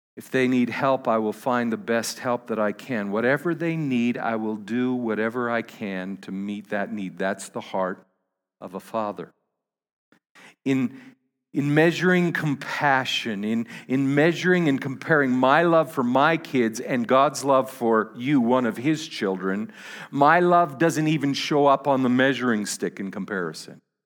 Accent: Canada; I'm a Canadian

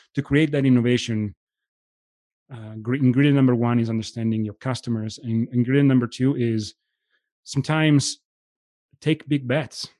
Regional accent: Italy; moved away as an adult; now in United States; I was born and raised in Italy.

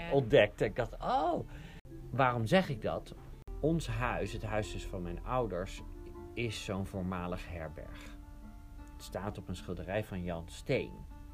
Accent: Oegsgeest, South Holland, Netherlands; Ik kom uit Oegsgeest

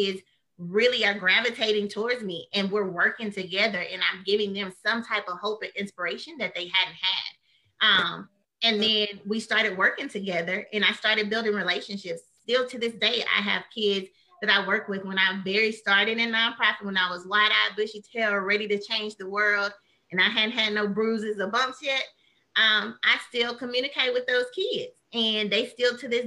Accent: Midland, Texas, United States; I did junior college at Midland College in my hometown. I'm from Midland, Odessa, a very small town.

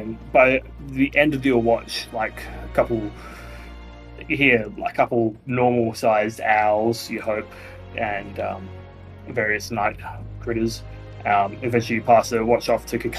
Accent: Australia; we're Australian

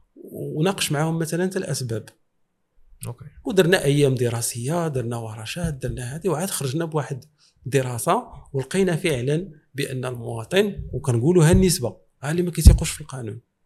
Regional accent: Morocco; وحنا في الحقيقه آه، في المغرب

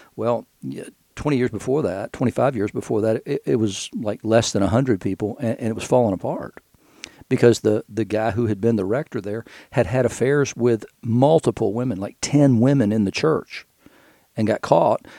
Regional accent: Knoxville, Tennessee, United States; also born or lived in Chattanooga / Pawleys Island; now in Asheville, United States; when I was growing up in Knoxville

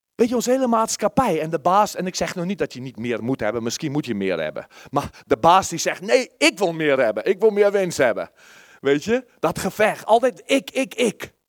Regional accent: South Africa; Dutch is a second language; moved away; Ik heb al een keer verteld dat ik uit Zuid-Afrika kwam.

